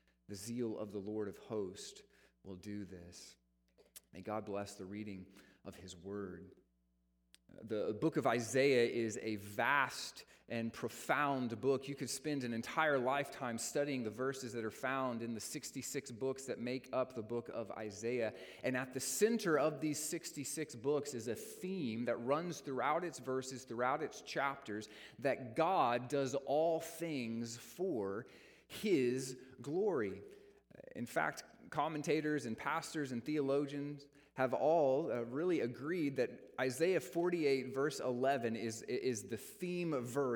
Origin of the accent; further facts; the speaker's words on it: Texas, United States; also born or lived in South Dakota; I was born in South Dakota, but have lived in Texas all my life